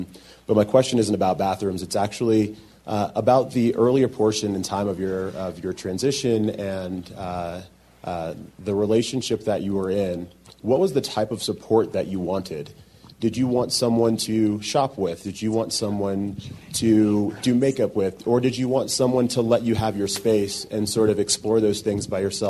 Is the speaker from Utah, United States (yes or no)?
no; North Carolina, United States; my home state of North Carolina